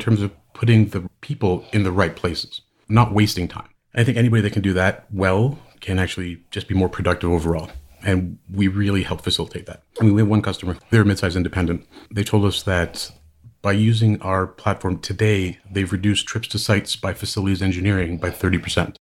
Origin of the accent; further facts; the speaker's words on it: Hamilton, Ontario, Canada; now in San Francisco Bay Area, United States; I am Canadian. I actually grew up in Hamilton, Ontario.